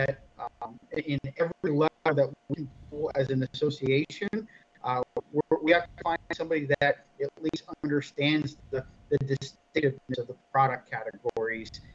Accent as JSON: {"language": "English", "town": "Erie", "region": "Pennsylvania", "country": "United States", "tie": "born or raised there", "moved": "yes", "said": "I was located in my hometown of Erie, Pennsylvania for 2 months"}